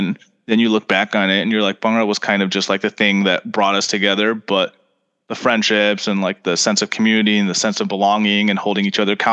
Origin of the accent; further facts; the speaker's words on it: Farmington Hills, Michigan, United States; moved away as an adult; also born or lived in Italy; now in Chicago, United States; I grew up in Farmington Hills